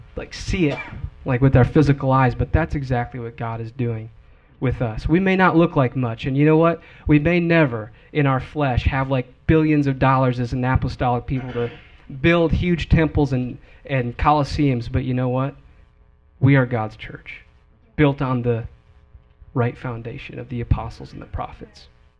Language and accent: English; Wisconsin, United States; moved away as an adult; when I moved from Wisconsin, I left my hometown